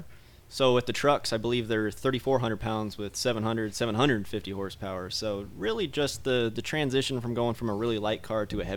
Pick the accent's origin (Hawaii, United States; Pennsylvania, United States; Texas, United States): Texas, United States; Cedar Park; also born or lived in Dallas, Texas; I'm from Austin